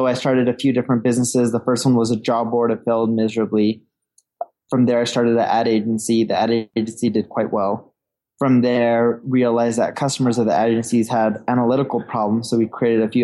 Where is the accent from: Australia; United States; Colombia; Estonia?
United States; Orange County, California; also born or lived in London; now in Seattle, United States; I was born in London. I grew up in Orange County. My parents decided to move to California, right? Orange County, California, when I was a little baby.